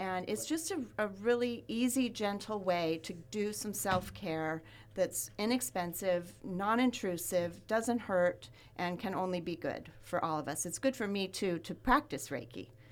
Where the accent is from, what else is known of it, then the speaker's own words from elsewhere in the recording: Ventura, California, United States; I grew up in Ventura